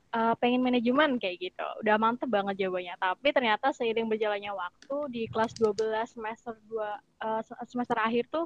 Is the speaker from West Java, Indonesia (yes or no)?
no; Purbalingga, Central Java, Indonesia; dari Purbalingga, Jawa Tengah. Tahu nggak Purbalingga?